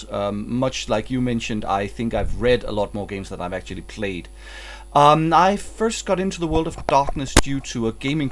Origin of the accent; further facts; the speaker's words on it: Denmark; I'm from Denmark